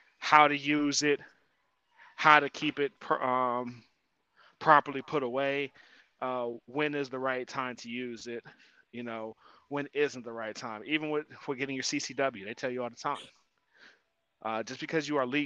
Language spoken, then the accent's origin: English; Ohio, United States; I'm from Ohio